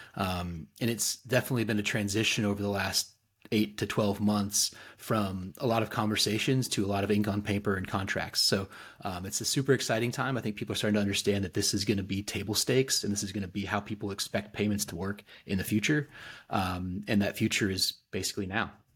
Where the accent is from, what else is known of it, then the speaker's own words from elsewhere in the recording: Fayetteville, Arkansas, United States; I'm actually a native, uh, Northwest Arkansan, so I'm from Fayetteville